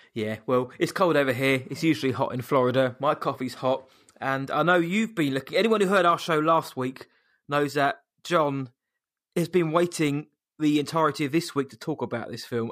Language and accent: English; England, United Kingdom; from England